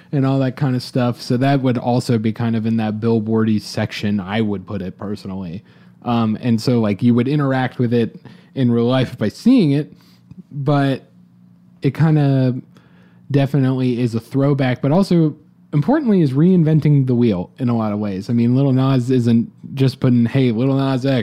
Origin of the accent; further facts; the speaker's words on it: Atlanta, Georgia, United States; I'm personally from Atlanta